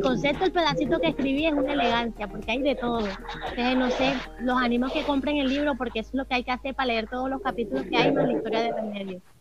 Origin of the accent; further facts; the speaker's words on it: Valledupar, Cesar, Colombia; also born or lived in Líbano, Tolima; Yo nací en el Líbano, Tolima, eh, me crié un, aquí en Valledupar, Cesar, Colombia, y aquí he estado todo el tiempo